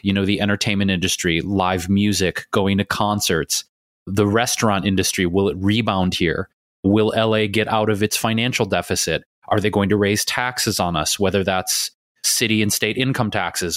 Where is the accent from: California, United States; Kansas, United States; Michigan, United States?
Michigan, United States; Detroit; also born or lived in Chicago / New York City / Bay Area; now in Los Angeles, United States; I grew up in Detroit.